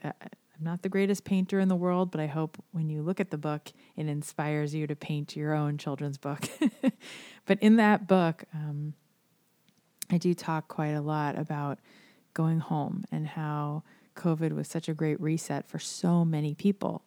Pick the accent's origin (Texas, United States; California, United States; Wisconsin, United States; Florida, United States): Florida, United States; South; I, I grew up here in South Florida